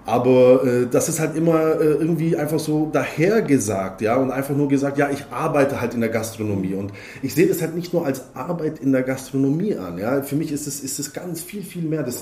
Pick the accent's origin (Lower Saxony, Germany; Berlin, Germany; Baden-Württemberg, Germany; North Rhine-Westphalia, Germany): Baden-Württemberg, Germany; Heidenheim an der Brenz; born there; Ich bin geboren in Heidenheim an der Brenz und äh, am 4. September 1981